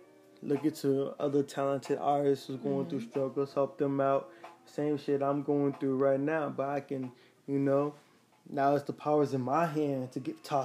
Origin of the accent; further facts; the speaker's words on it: Liberia; now in Dallas, United States; I came from Liberia. I came to Texas, Dallas, Texas. Shout out to all my people in Texas.